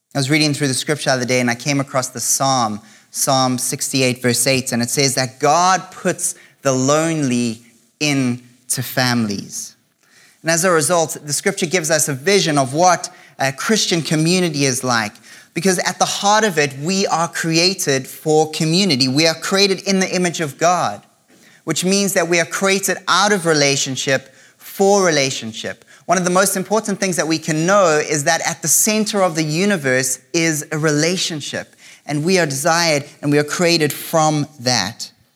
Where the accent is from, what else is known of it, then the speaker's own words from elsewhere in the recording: South Africa; now in Canada; for most of my life, I've lived in South Africa